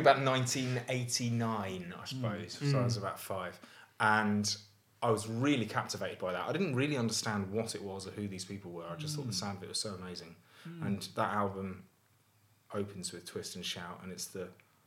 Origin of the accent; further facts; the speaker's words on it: Tunbridge Wells, South East England, United Kingdom; moved away as an adult; now in Manchester, United Kingdom; I grew up in Tunbridge Wells in Kent, which is a very safe Tory town.